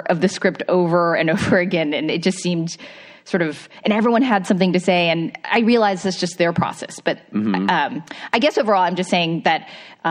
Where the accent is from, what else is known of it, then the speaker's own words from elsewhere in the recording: Bay Area, California, United States; growing up in the Bay Area